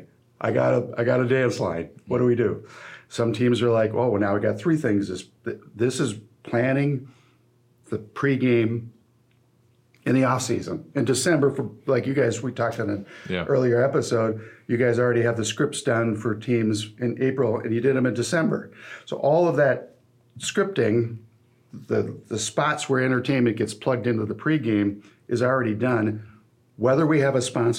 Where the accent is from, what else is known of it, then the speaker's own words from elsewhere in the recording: La Crosse, Wisconsin, United States; they're both in my hometown here